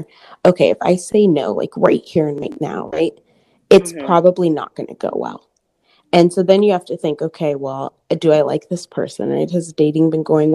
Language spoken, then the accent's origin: English; Portland, Oregon, United States; now in Houston, United States; I'm from Portland, Oregon area